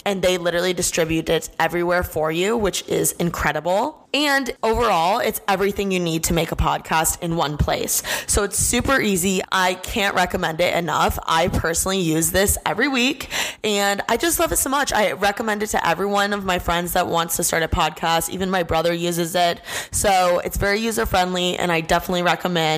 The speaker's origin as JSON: {"language": "English", "region": "Indiana", "country": "United States", "moved": "yes", "lives_now": "Los Angeles, United States", "said": "I'm from Indiana."}